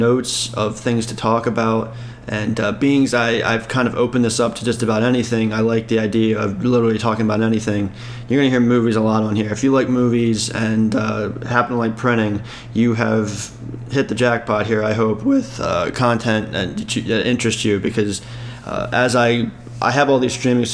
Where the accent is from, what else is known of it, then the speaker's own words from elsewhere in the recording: Maryland, United States; now in Texas, United States; I'm originally from Maryland, and so that's Orioles territory. And I grew up not so much watching it on TV, but I loved what listening to on the radio